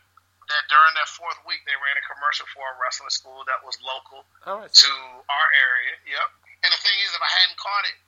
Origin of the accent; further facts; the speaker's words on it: Augusta, Georgia, United States; My hometown is Augusta, Georgia, here in the United States